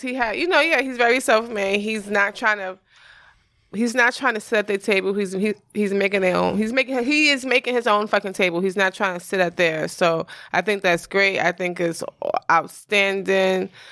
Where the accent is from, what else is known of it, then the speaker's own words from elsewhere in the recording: New York, United States; I'm from New York